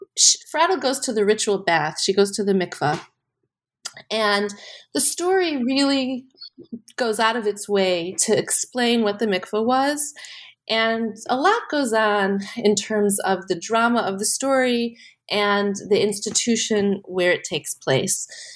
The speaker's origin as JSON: {"language": "English", "town": "Chicago", "region": "Illinois", "country": "United States", "tie": "born or raised there", "said": "I grew up in Chicago."}